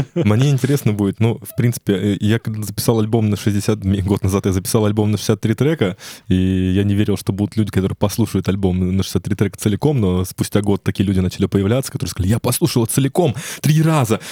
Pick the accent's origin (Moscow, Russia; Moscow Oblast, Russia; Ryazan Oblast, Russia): Ryazan Oblast, Russia; Ryazan; я сам из Рязани